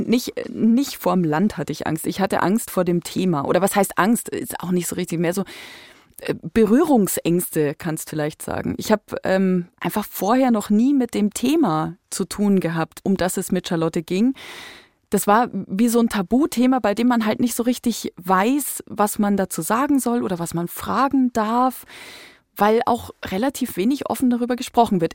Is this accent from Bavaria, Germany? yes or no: yes; Upper Palatinate, Bavaria, Germany; Ich komme aus der Wein